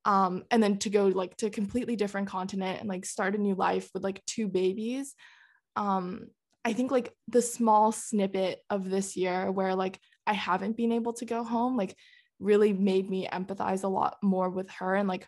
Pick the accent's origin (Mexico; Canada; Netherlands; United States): Netherlands; Oh, we grew up in the Netherlands for like 6.5 years and we would go back like every summer basically